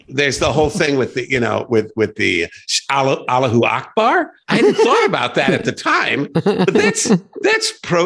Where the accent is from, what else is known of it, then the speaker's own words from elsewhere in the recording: Joliet, Illinois, United States; i grew up in Joliet